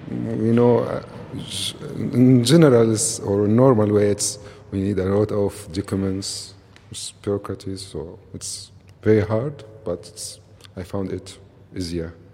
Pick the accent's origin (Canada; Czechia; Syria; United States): Syria; Damascus, Damascus Governorate; English is a second language; moved away as an adult; now in Berlin, Germany; from Syria, from Damascus.